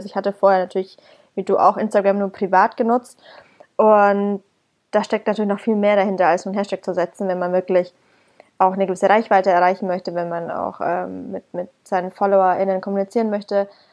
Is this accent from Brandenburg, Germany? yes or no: no; Bamberg, Bavaria, Germany; now in Berlin, Germany; aus meiner Heimat Bamberg